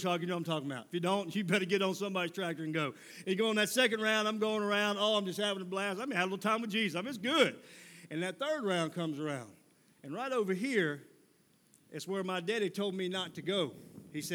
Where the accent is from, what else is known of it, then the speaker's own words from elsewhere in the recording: Mississippi, United States; moved away as an adult; now in Columbia, United States; I'm from Mississippi originally, living in Columbia, South Carolina now, but I'm from Mississippi originally